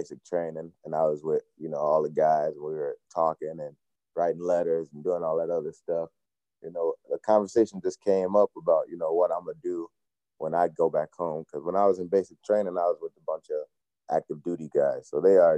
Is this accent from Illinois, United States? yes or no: yes; Chicago, Illinois, United States; moved away; also born or lived in Rockford, Illinois; I'm originally from Chicago, but I played my high school ball out in the Rockford area.